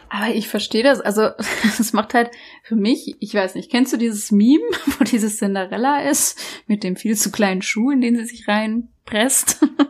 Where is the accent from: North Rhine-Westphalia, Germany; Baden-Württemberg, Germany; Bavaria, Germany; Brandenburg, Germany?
Baden-Württemberg, Germany; Black Forest; bei uns im Schwarzwald